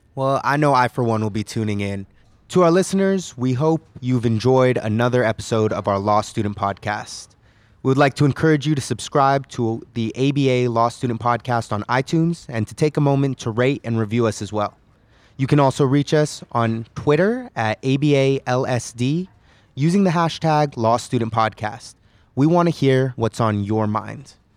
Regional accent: California, United States; I hail from California

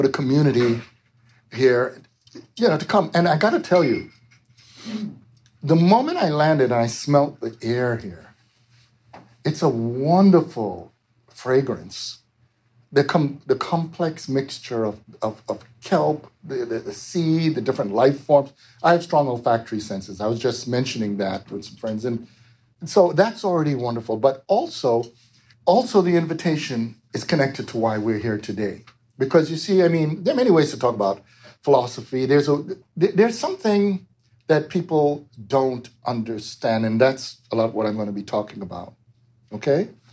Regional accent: New York, United States; also born or lived in Jamaica; I grew up in New York

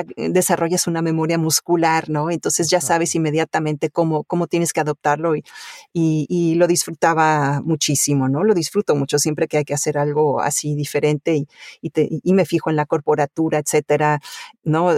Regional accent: Mexico City, Mexico; also born or lived in Italy; now in United States; cuando yo tenía dos años por ahí, nos fuimos a vivir a México, a la Ciudad de México y entonces ahí me crié

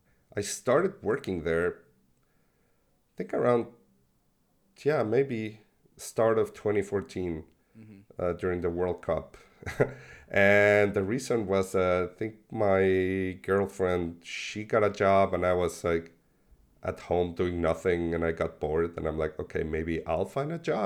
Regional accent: Mexico; moved away as an adult; now in Buenos Aires, Argentina; I was born in Buenos Aires. We moved to Mexico when I was six. So in 86, I stayed there for 25 years. And even though we came back to Buenos Aires almost every year

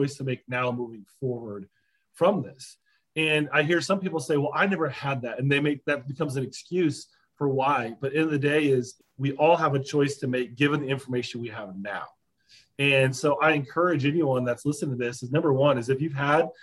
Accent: Pella, Iowa, United States; I'm from Pella, Iowa, born and raised Iowan.

